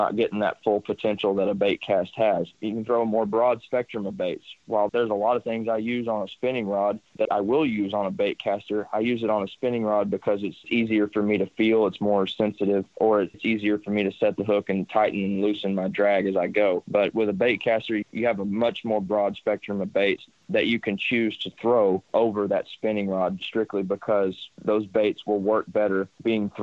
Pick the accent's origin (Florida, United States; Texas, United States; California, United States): Texas, United States; Sam Rayburn Reservoir; I grew up on Sam Rayburn